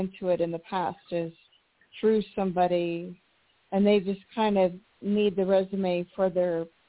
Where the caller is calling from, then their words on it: New Mexico, United States; in New Mexico.